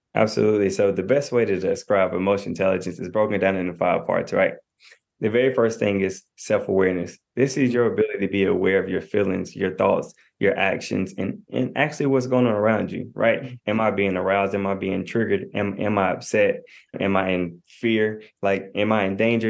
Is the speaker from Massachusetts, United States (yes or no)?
no; Knoxville, Tennessee, United States; I'm from Knoxville, Tennessee.